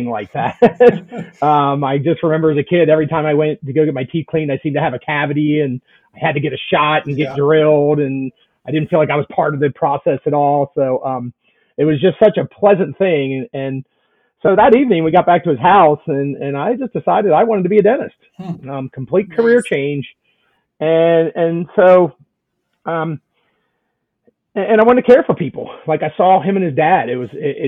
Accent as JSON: {"language": "English", "region": "central Pennsylvania", "country": "United States", "tie": "born or raised there", "also_born_or_lived": "West Virginia", "moved": "as an adult", "lives_now": "Atlanta, United States", "said": "I grew up in central Pennsylvania in a small town"}